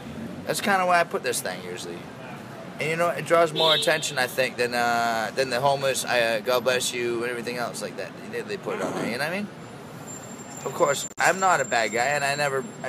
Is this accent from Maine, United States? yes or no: yes; Maine, United States; also born or lived in Colorado; now in New York City, United States; I'm from the country originally. I'm from Maine originally